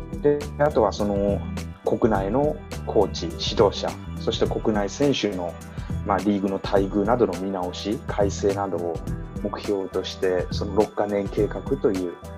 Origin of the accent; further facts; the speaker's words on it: Japan; 日本生まれ日本育ち